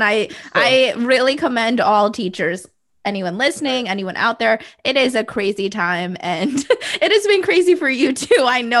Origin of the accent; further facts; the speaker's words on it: Midwest, United States; also born or lived in South Florida / Ontario; I grew up living in the Midwest, in South Florida. I actually went to a high school in Ontario.